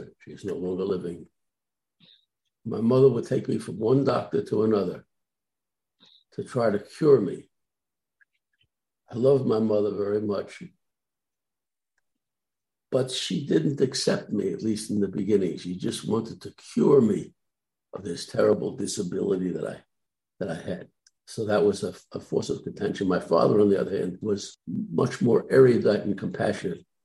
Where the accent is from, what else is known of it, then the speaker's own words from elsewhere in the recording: New York City, New York, United States; I was born and raised in New York City, in the borough of Brooklyn, New York.